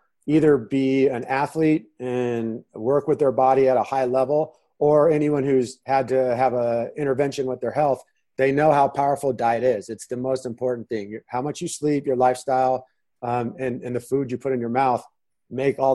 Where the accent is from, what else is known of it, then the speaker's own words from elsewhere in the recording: San Diego, California, United States; moved away as an adult; also born or lived in Manhattan, New York City / Nebraska; now in Phoenix, United States; I'm originally from San Diego. I spent 35 years living there